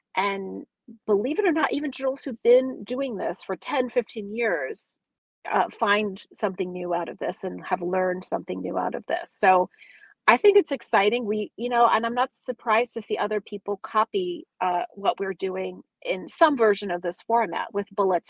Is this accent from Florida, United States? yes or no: no; California, United States; I grew up in California